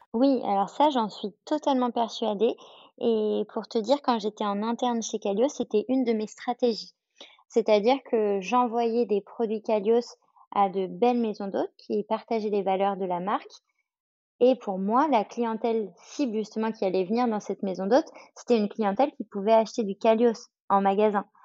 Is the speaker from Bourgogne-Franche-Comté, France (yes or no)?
no; Paris, Île-de-France, France; je suis parisienne, à Paris, il y a le bruit